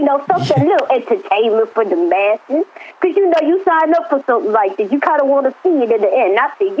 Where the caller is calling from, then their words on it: Los Angeles, California, United States; I'm calling in from L.A.